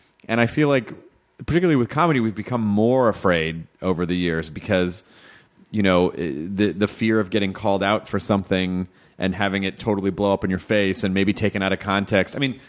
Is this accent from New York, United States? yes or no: no; Memphis, Tennessee, United States; also born or lived in Florida / Jonesboro, Arkansas / Louisville, Kentucky; Memphis, Tennessee. And my mom was from Florida, so I also lived in Florida part-time when I was a kid, too. So it was between... I lived in Memphis, Jonesboro, Arkansas, Louisville, Kentucky